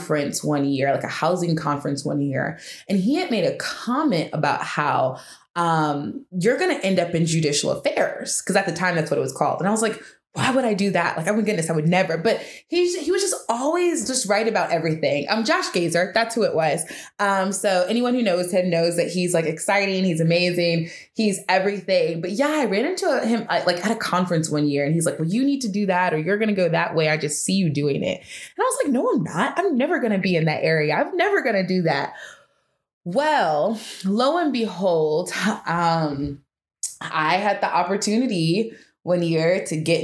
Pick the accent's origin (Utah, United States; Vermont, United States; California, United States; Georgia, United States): Georgia, United States; Atlanta; moved away; also born or lived in Las Vegas / Alabama; I'm originally from Atlanta, Georgia. I've lived all over different places. I've lived in Las Vegas. I've lived in Alabama